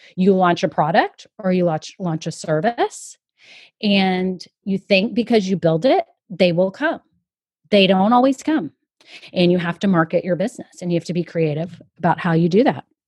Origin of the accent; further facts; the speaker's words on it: Austin, Texas, United States; I'm from Austin, Texas, and worked at Dell Computers for a long time